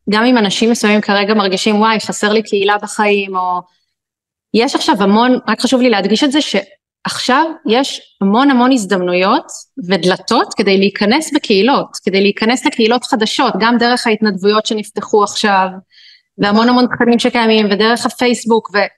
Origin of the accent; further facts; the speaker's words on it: Israel; אנחנו ישראלים, נולדנו למציאות המורכבת הזאת.